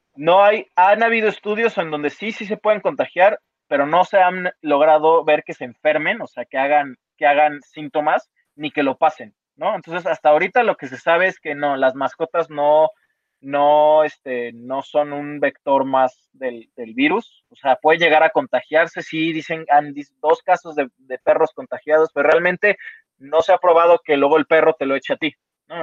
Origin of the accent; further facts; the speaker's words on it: Mexico; somos mexicanos